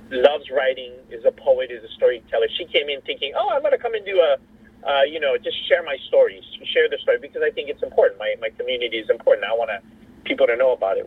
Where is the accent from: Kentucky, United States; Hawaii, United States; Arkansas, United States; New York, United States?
Hawaii, United States; also born or lived in Laos; a Hawaii background because I was raised in Hawaii.